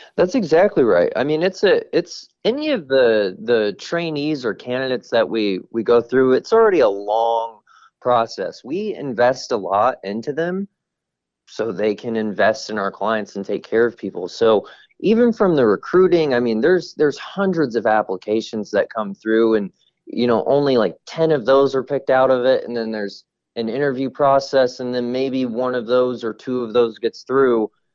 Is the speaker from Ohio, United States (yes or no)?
no; Kansas City, Missouri, United States; moved away as an adult; now in Phoenix, United States; I'm originally from Kansas City, even though I live out in Phoenix now